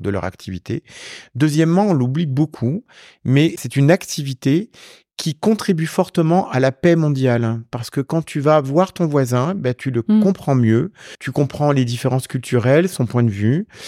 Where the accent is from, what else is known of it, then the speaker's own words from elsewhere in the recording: Champagne, Grand Est, France; also born or lived in Italy; now in Paris, France; De là où je suis né aussi, en Champagne